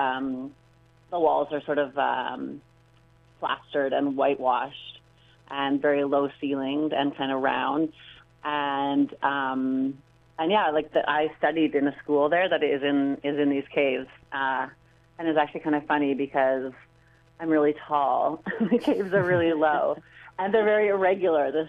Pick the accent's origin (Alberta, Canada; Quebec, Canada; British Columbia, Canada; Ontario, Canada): British Columbia, Canada; Vancouver; moved away; also born or lived in Granada; I'm from Vancouver, and so I started dancing here